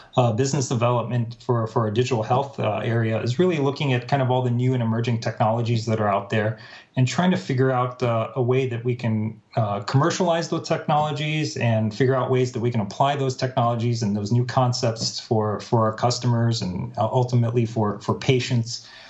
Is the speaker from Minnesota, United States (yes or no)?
yes; Minnesota, United States; born or raised there; moved away as an adult; also born or lived in Baltimore, Maryland / San Francisco Bay Area, California; now in San Francisco, United States